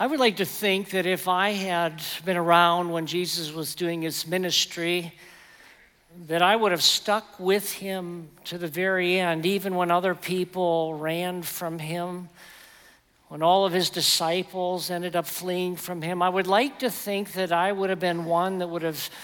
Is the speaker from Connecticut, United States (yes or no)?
no; West Virginia, United States; I'm from West Virginia